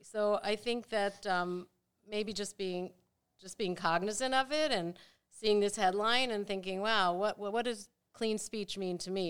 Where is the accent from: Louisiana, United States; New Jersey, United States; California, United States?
New Jersey, United States; Maplewood; moved away as an adult; also born or lived in Rochester, New York; now in Cincinnati, United States; I grew up in Maplewood, New Jersey